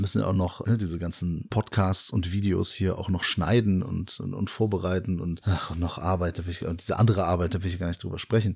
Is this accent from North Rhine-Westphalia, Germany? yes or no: yes; Bonn, North Rhine-Westphalia, Germany; Selbst als Bonner